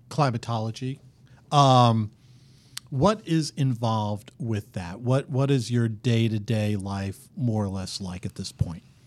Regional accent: New York, United States; growing up in New York

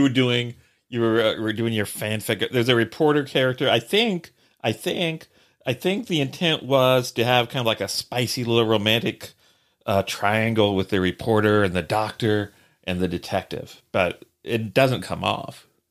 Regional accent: Columbus, Indiana, United States; my hometown, uh, uh, Columbus, Indiana

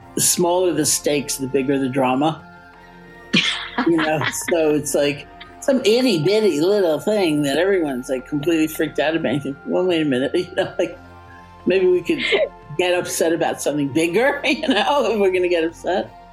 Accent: New York, United States; I am a New Yorker

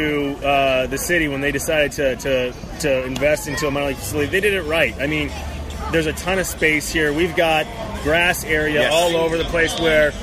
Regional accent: San Bernardino, California, United States; I'm from San Bernardino. I was legitimately that kid at 12, 13 years old that came to this ballpark

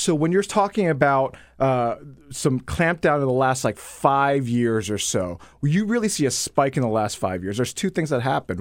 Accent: Dayton, Ohio, United States; I'm from Ohio. I grew up in Ohio

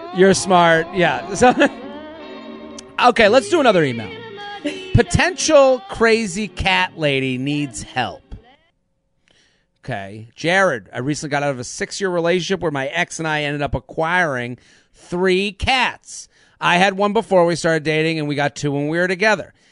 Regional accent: Needham, Massachusetts, United States; I'm from Needham.

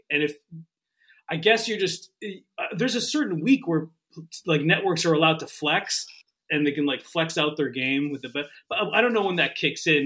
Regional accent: Canada; moved away; I'm not from New York, right? I'm from Canada, and, and we had the Buffalo Bills.

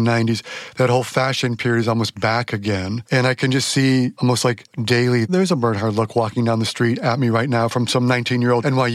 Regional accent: Chicago, Illinois, United States; suburban Chicago, where I grew up

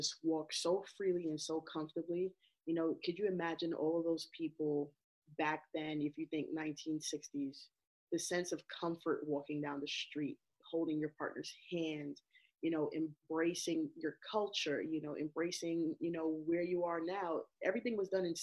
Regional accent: New York, United States; also born or lived in Barbados / Texas; I'm a native New Yorker. Growing up in Barbados, my family always used to call me a Bajan Yankee. And basically, that's like an Americanized West Indian. So, you know, that is I came here at the age of 8. We lived in Texas, came to New York

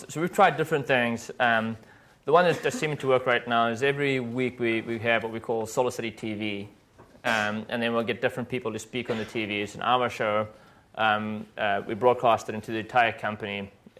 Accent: South Africa; I'm from South Africa

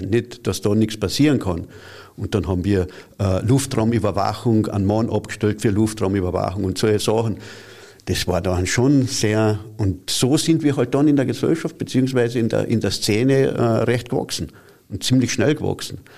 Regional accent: Carinthia, Austria; Es gibt ja ein Flugzeugwerk hat es gegeben bei uns in Kärnten und das war in Seeboden bei Milstadt.

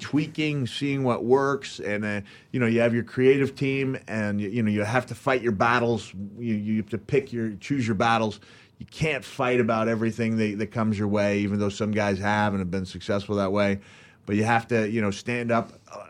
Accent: Memphis, Tennessee, United States; And growing up in Memphis, like you said, you would look at it, and how did you term it?

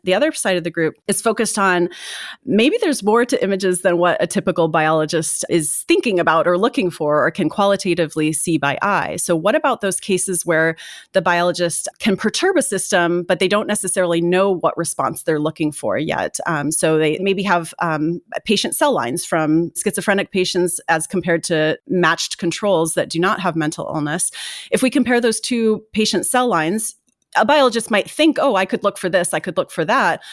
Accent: Indiana, United States; I grew up in Indiana

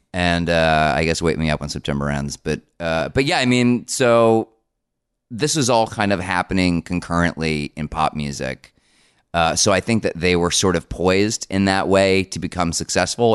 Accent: Paramus, New Jersey, United States; I grew up around Paramus, which is in Bergen County

